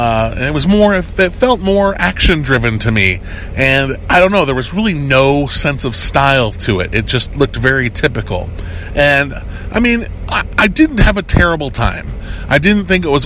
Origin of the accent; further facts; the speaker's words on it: United States; I'm an American